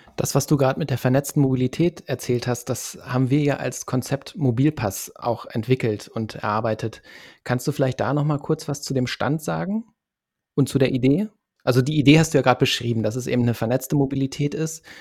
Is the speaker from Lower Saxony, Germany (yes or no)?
yes; Lower Saxony, Germany; ich komme zum Beispiel aus Niedersachsen vom platten Land